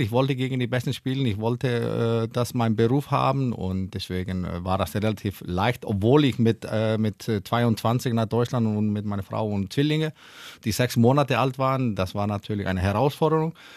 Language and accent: German; Iceland; German is a second language; moved away as an adult; now in Hannover, Germany; Ich komme ja aus Island, da ja. haben wir nur drei Ampel, als ich aufgewachsen bin